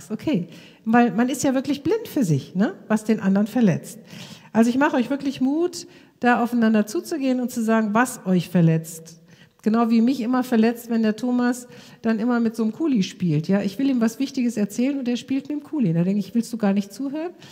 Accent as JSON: {"language": "German", "town": "Krefeld", "region": "North Rhine-Westphalia", "country": "Germany", "said": "über die ganze Straßenprostitution bei uns in unserer Stadt Krefeld, wo ich herkomme."}